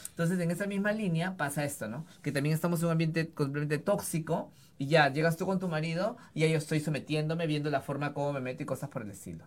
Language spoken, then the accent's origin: Spanish; Lima, Peru; yo crecí en Breña